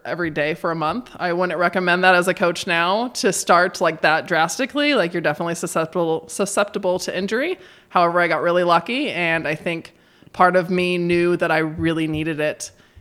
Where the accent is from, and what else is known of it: Idaho, United States; born or raised there; moved away as an adult; now in Bend, United States